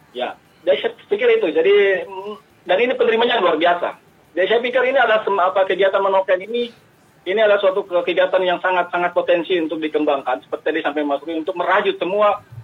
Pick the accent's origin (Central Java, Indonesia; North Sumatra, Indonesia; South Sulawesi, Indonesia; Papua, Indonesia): Papua, Indonesia; kita orang Papua sendiri